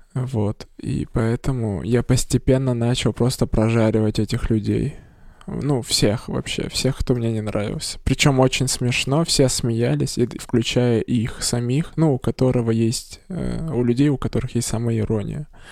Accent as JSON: {"language": "Russian", "town": "Perm", "region": "Perm Krai", "country": "Russia", "said": "я из Закамска"}